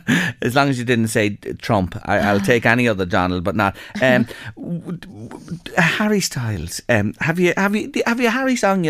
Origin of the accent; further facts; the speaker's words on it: Kentstown, County Meath, Ireland; now in Toronto, Canada; I'm from Kentstown in County Meath and I live in Canada.